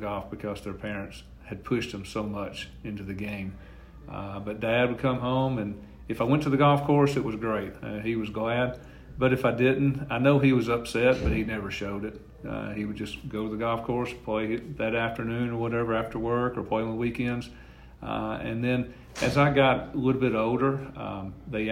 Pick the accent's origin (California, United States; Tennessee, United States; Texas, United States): Tennessee, United States; Fayetteville; my hometown of Fayetteville